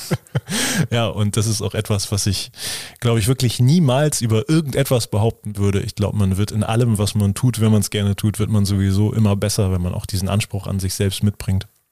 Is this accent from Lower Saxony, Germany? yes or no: yes; Lower Saxony, Germany; also born or lived in Oldenburg; Bei uns in Niedersachsen